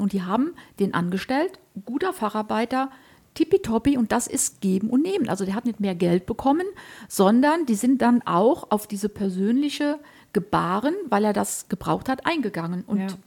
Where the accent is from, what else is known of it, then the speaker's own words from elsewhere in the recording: Germany; ich komme ja so aus der Eifel, ich rede mal so platt